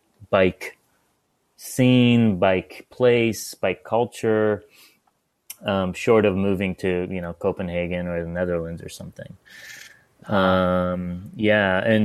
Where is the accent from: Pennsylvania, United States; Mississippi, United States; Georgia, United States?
Pennsylvania, United States; Pittsburgh; also born or lived in Iran / Northern California; now in Portland, United States; I born in Iran. I grew up in Pittsburgh, Pennsylvania as well. Kind of my formative teenage years in Pittsburgh.